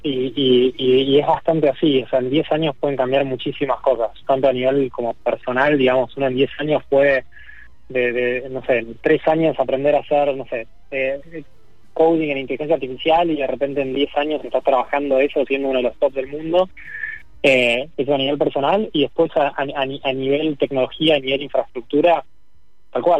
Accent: Argentina; Acá en Argentina que tenemos mucho más territorio

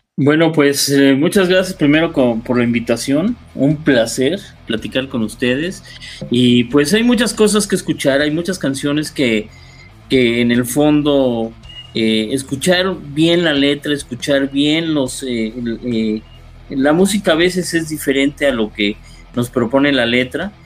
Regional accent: Mexico City, Mexico; Yo, yo nací en Coyoacán, ahí viví más de veintitantos años.

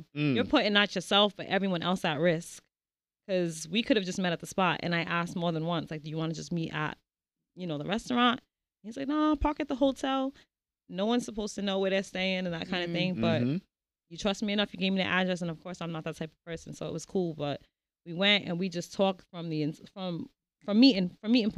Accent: Providence, Rhode Island, United States; I'm from Prov. Okay. Born and raised

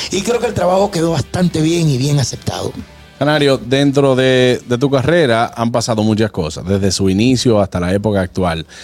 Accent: Santo Domingo, Distrito Nacional, Dominican Republic; también por este compatriota mío, porque yo soy de Villaconsuelo también

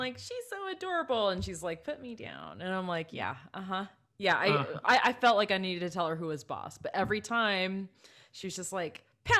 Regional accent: Bellflower, California, United States; born there; Okay, so I was born in January 1981 in Los Angeles County in a city called Bellflower.

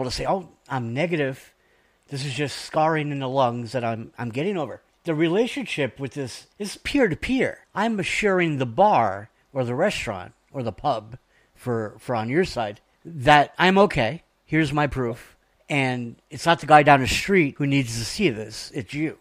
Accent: New York, United States; accent: New York; my New York accent

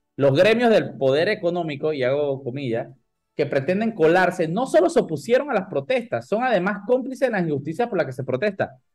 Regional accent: Panama; yo soy un panameño lo más estándar de este mundo

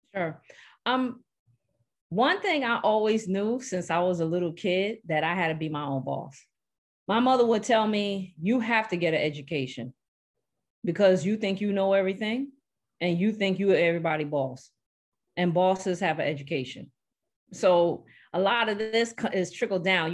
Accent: New York City, New York, United States; moved away; I grew up in Brooklyn, New York

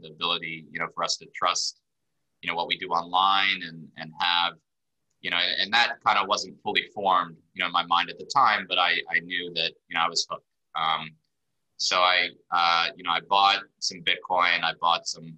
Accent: Birmingham, Alabama, United States; moved away as an adult; also born or lived in Israel / Washington, D.C.; moved to Birmingham, Alabama, grew up there, went to college in DC

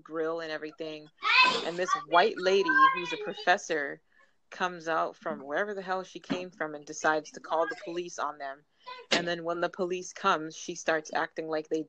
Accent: Boston, Massachusetts, United States; also born or lived in Dade County, Florida; I grew up in Boston, Massachusetts

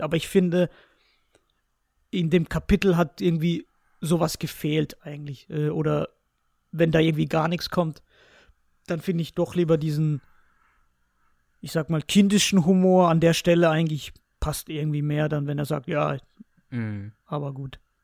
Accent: Spain; ich als Spanier

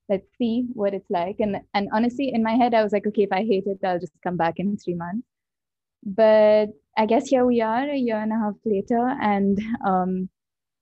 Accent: India; moved away as an adult; I grew up in India

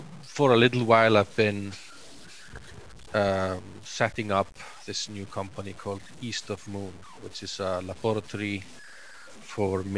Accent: Iceland; I'm from Iceland originally.

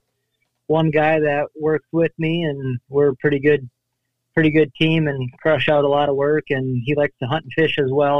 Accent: La Crosse, Wisconsin, United States; I'm from La Crosse, Wisconsin, kind of right on the Mississippi

